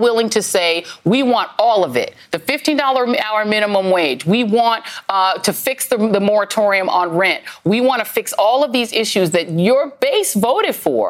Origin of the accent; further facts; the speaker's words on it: Colorado, United States; moved away; I grew up in Colorado